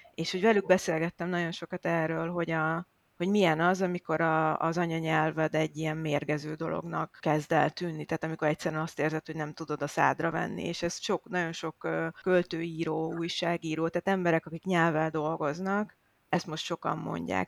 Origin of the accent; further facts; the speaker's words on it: Hungary; moved away; also born or lived in Ukraine; magyar vagyok